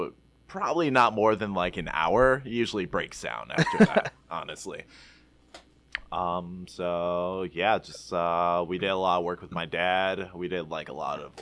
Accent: Pinckney, Michigan, United States; I grew up in Pinckney, Michigan

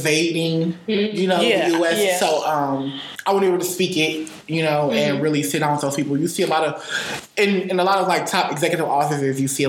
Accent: Detroit, Michigan, United States; I am from the West Side of Detroit. From the West Side of Detroit, born and raised.

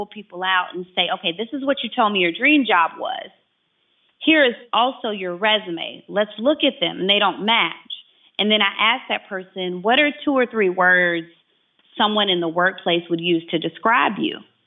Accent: Chattanooga, Tennessee, United States; I'm here in my hometown in Chattanooga, Tennessee

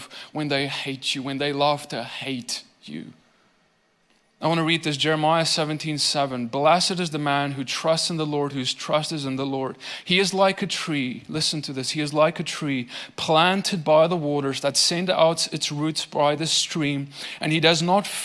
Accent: South Africa; now in Tennessee, United States; I come from South Africa. There were not nearly as many trees where I grew up.

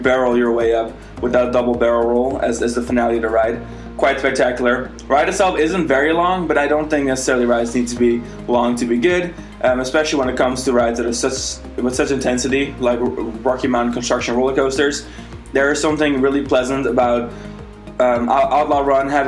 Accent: Netherlands; now in Florida, United States; I am from the Netherlands.

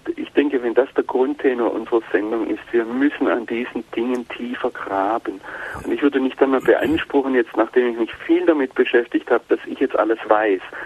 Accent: Germany; als Deutsche

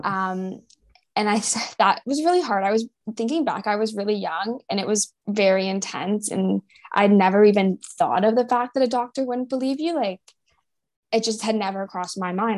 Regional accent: St. Catharines, Ontario, Canada; moved away as an adult; also born or lived in Florida; now in Toronto, Canada; I grew up in St. Catharines, Ontario, in Canada.

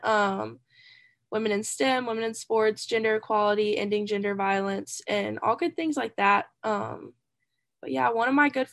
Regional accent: Sumter, South Carolina, United States; also born or lived in Columbia, South Carolina; I'm from Sumter, South Carolina, so not too far away. I've kind of lived in like Sumter and Columbia my entire life

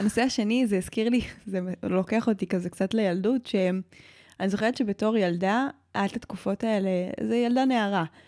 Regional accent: Modi'in, Central District, Israel; גדלתי בעיר פשע, גדלתי במודיעין

